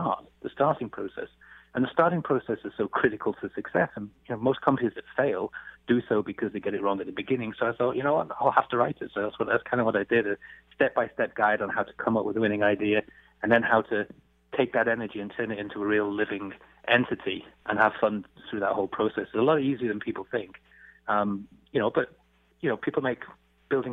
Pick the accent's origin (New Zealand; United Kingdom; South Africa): United Kingdom; England; moved away; I come from England